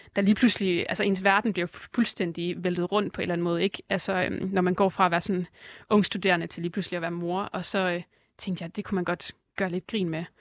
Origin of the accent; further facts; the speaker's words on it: Aarhus and Herning, Central Denmark Region, Denmark; moved away as an adult; now in Copenhagen, Denmark; alle mine venner var øh, tilbage i Aarhus og Herning, hvor jeg kommer fra